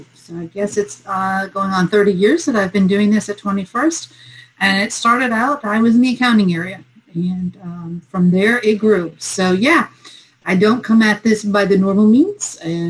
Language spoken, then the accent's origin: English; northwestern Maine, United States; I am originally from Canadian area of Maine. At least it's part of the United States. But if you go to the northwestern part of Maine, we speak Quebecois French, and it is along the New Brunswick border. It's about as far north as you can go.